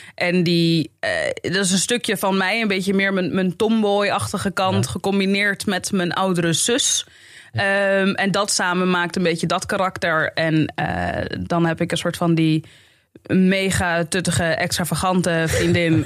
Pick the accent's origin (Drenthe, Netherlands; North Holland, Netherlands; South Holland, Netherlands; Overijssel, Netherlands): North Holland, Netherlands; Amsterdam; moved away as an adult; now in Zaandam, Netherlands; ik kom uit de Belmer